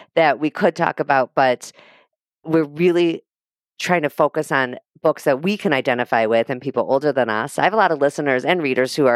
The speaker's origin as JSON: {"language": "English", "town": "Highland Park", "region": "Illinois", "country": "United States", "said": "I'm from Highland Park."}